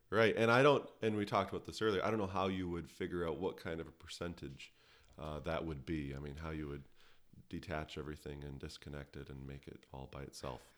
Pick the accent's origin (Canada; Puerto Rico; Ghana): Canada; I'm a Canadian by birth